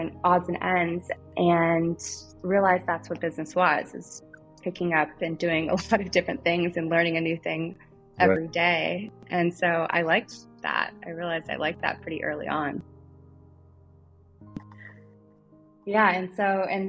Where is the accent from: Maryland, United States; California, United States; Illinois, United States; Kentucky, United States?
Kentucky, United States; moved away; I'm from Kentucky originally